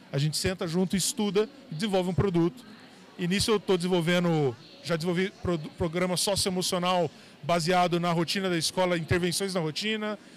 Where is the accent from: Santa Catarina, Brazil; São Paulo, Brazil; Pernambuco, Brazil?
São Paulo, Brazil; São José do Rio Preto; also born or lived in Paraná; now in São Paulo, Brazil; Sou, sou, do interior de São Paulo, nasci lá em São José do Rio Preto